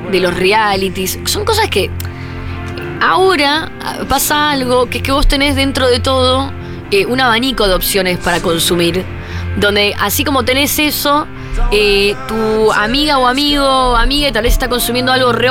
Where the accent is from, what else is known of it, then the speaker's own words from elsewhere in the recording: Argentina; venimos de Argentina